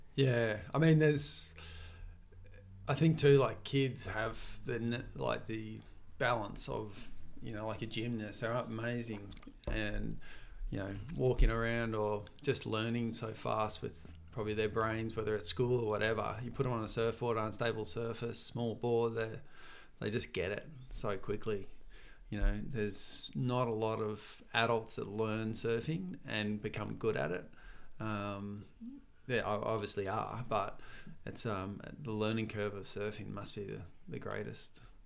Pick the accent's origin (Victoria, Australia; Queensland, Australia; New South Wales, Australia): Victoria, Australia; Torquay; moved away as an adult; now in Gold Coast, Australia; when I grew up in Torquay